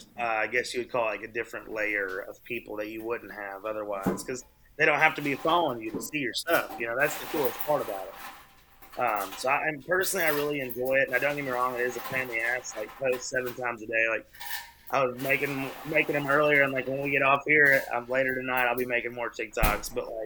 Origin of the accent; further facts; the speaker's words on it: Knoxville, Tennessee, United States; Man, you know, I tell people all the time, I was actually telling somebody earlier, like, Knoxville is a bizarre country mark